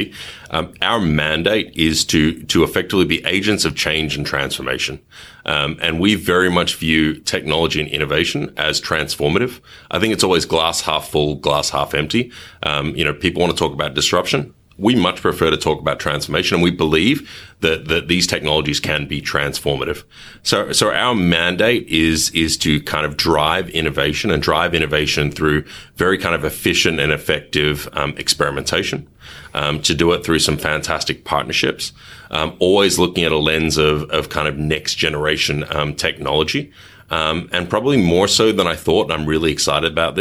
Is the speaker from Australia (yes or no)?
yes; Melbourne, Victoria, Australia; accent: thick Australian; moved away as an adult; also born or lived in Kuala Lumpur, Malaysia / Africa / Asia / Europe; I have a relatively thick Australian accent, and I am Australian, but only by naturalization.